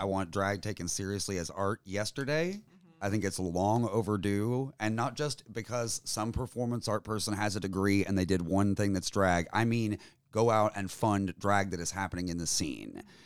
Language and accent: English; Tennessee, United States; being a Tennessean